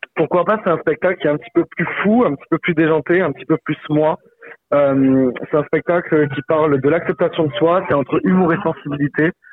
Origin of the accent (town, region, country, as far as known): Saint-Laurent-de-la-Salanque, Occitania, France; born or raised there